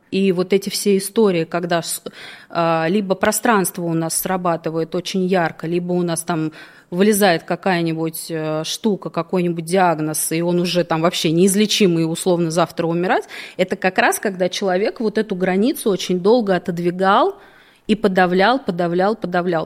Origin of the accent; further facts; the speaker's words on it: Moscow, Russia; я родилась в Москве, всегда жила в Москве